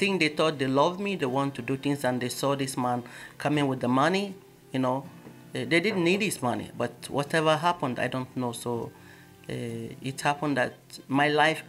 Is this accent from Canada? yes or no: no; Nigeria; I'm a typical Nigerian, born and bred in Nigeria